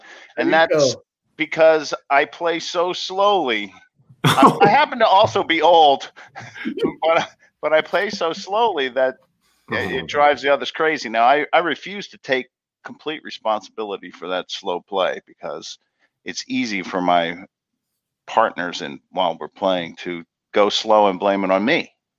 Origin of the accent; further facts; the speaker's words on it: New Jersey, United States; I'm from New Jersey and But I am from a town called Sakasana, which is an Indian word.